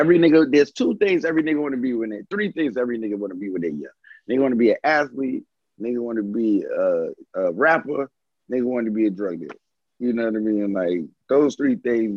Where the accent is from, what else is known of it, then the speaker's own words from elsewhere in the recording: New York City, New York, United States; now in Georgia, United States; growing up in New York in the Bronx